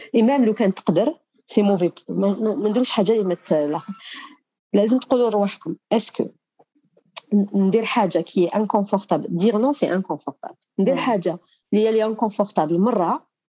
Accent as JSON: {"language": "Arabic", "country": "Algeria", "tie": "born or raised there", "said": "حنا عندنا في الجزائر"}